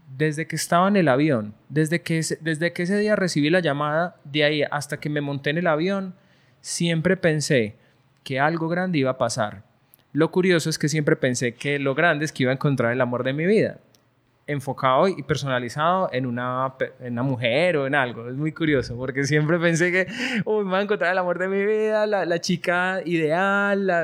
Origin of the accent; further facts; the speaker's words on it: Colombia; also born or lived in Barcelona, Spain; now in Medellín, Colombia; como soy colombiano